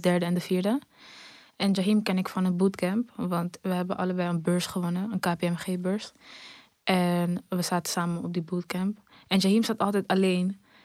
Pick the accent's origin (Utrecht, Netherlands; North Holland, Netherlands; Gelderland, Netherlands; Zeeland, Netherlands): North Holland, Netherlands; Amsterdam; pas verhuisd uit Amsterdam-Zuidoost. Dus daar geboren en getogen.